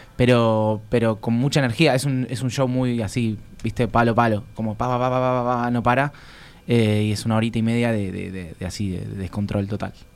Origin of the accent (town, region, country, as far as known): Argentina